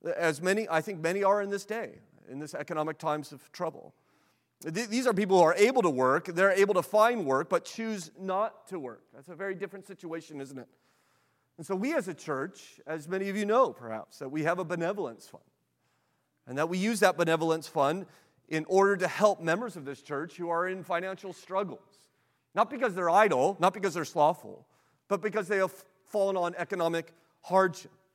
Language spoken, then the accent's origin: English; United States; as an American